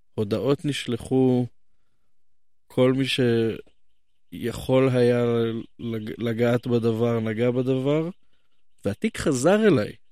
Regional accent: Jerusalem, Jerusalem District, Israel; אני נולדתי כאן

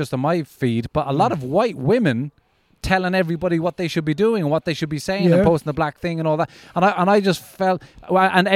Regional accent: Ireland; when I grew up in Ireland, there was nobody of any color

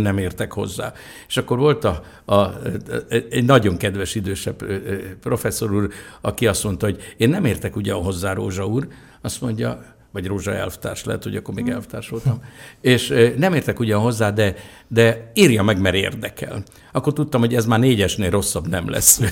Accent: Budapest, Hungary; mi egy nagy bérházba laktunk, az Izabella és az Aradi utca sarkán, egy négy emeletes bérházba

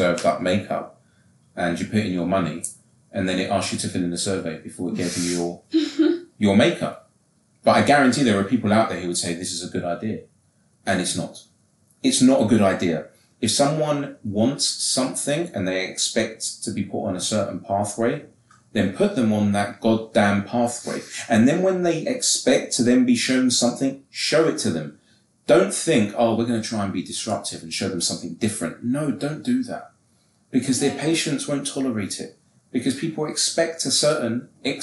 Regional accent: England, United Kingdom; I'm English

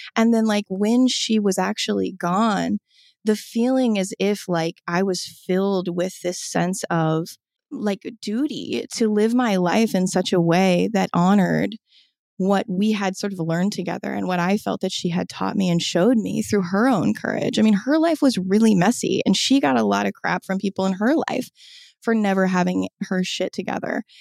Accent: Omaha, Nebraska, United States; I was raised in Omaha, Nebraska

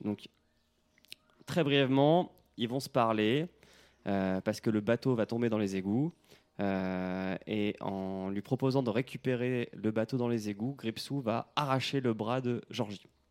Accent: Normandy, France; chez moi en Normandie

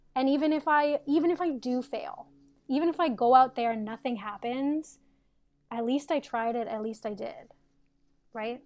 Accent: Canada; moved away as an adult; also born or lived in Toronto; now in United States; I'm in the United States now, but I'm Canadian.

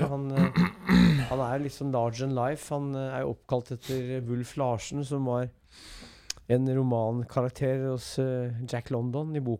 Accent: Brumunddal, Innlandet, Norway; also born or lived in Elverum; Jeg vokste opp i Brumunddal og Elverum, så jeg er brumunddøl.

